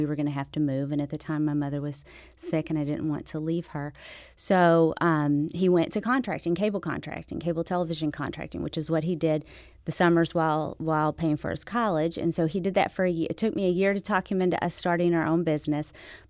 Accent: Dallas, Texas, United States; also born or lived in Memphis; now in Sikeston, United States; I was born in Memphis, spent my youngest years in Dallas, but my mama was from Sykeston, and so we always went back to Sykeston.

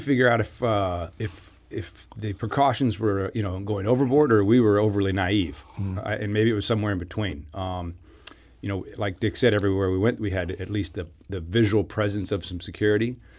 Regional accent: United States; The United States

